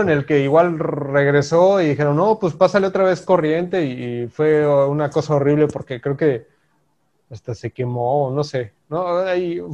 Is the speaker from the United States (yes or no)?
no; Mexico; nosotros como mexicanos